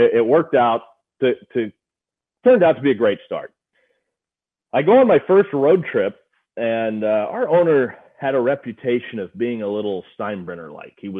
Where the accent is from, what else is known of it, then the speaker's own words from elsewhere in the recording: Missouri, United States; I grew up in Missouri